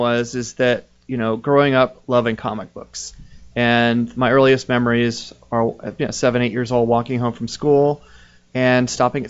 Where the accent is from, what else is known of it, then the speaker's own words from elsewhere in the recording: Florida, United States; I grew up in Florida.